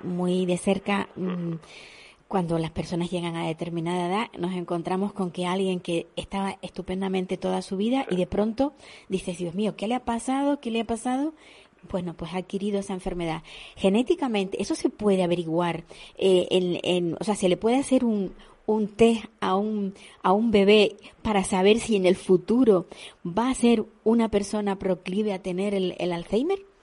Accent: Canary Islands, Spain

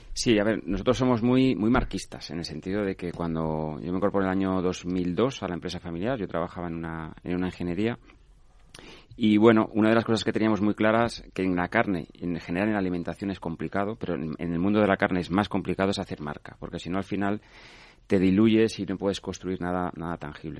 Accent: Asturias, Spain; somos asturianos

